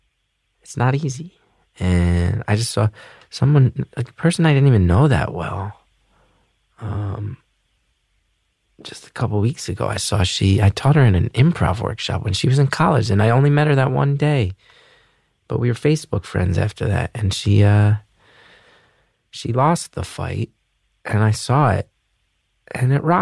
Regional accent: New Jersey, United States; now in New York City, United States; I'm from Jersey

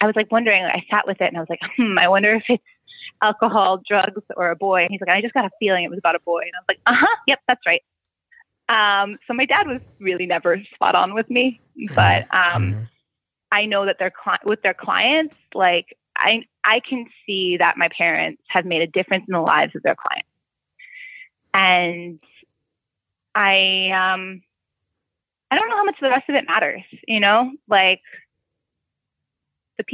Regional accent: New York City, New York, United States; also born or lived in Canada; now in Los Angeles, United States; I grew up in Brooklyn. I grew up in like Bay Ridge and Bensonhurst

